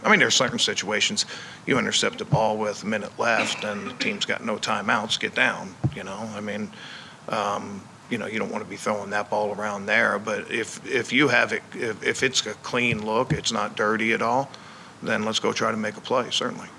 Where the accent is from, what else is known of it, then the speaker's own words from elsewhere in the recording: Baltimore, Maryland, United States; I grew up in Baltimore